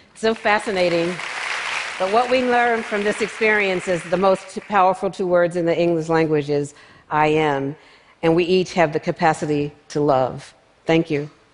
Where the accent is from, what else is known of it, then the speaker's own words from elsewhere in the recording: Philadelphia, Pennsylvania, United States; Growing up in North Philadelphia, I was surrounded by people in my family and friends who made photographs